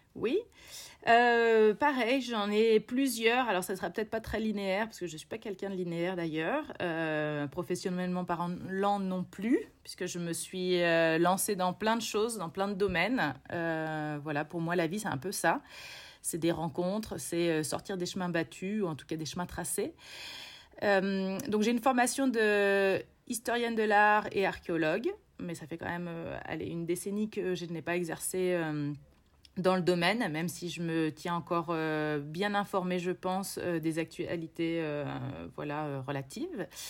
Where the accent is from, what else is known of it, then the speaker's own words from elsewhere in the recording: Bourges, Centre-Val de Loire, France; moved away as an adult; also born or lived in Quebec, Canada; now in Chile; j'ai grandi dans le Berry, euh, je, suis, euh, je suis née juste à côté de Bourges et j'ai, euh, passé mes 17 premières années